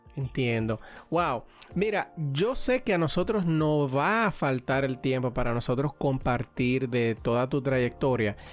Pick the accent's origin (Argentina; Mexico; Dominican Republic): Dominican Republic; now in Pennsylvania, United States; como buen dominicano